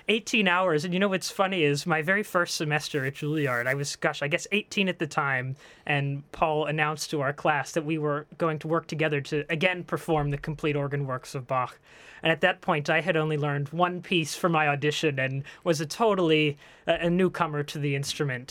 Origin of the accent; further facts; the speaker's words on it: Franklin Park, Pennsylvania, United States; moved away; I'm actually a native of the area. I grew up in Franklin Park